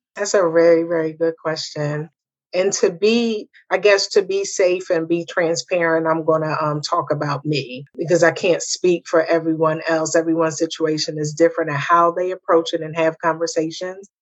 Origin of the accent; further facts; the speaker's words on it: the North, United States; moved away; me being a Northerner